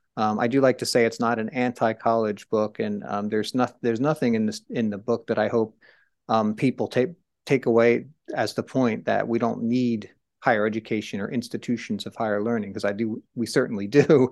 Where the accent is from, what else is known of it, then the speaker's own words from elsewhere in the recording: Trenton, New Jersey, United States; where I grew up in Trenton, New Jersey